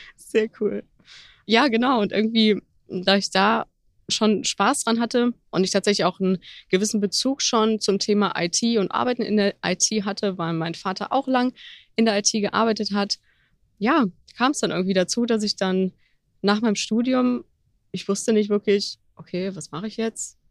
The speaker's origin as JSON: {"language": "German", "town": "Mönchengladbach", "region": "North Rhine-Westphalia", "country": "Germany", "tie": "born or raised there", "also_born_or_lived": "Düsseldorf", "moved": "as an adult", "lives_now": "Cologne, Germany", "said": "komme gebürtig aus dem Rheinland, eigentlich aus Mönchengladbach sogar, wohne jetzt seit ein paar Jahren in Köln"}